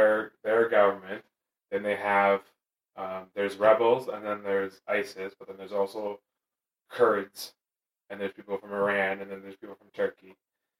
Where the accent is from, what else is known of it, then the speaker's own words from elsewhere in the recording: United Kingdom; as a British person